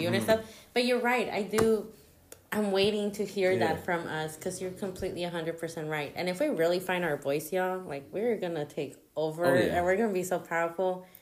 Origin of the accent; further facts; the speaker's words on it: Kansas City, Missouri, United States; also born or lived in Guatemala; But I was brought to the U.S., raised here. And there was a lot of Mexican influence. Mm. It was just, that's the culture that's around here, KC